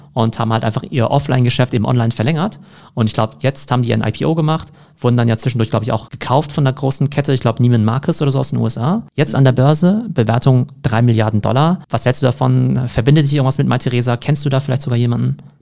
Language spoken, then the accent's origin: German; Germany; ich als Deutscher